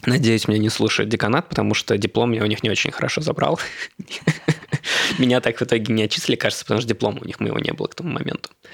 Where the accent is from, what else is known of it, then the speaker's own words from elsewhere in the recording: Moscow, Russia; also born or lived in Khabarovsk; Москвич, у которого в паспорте написано город Хабаровск, Хабаровского края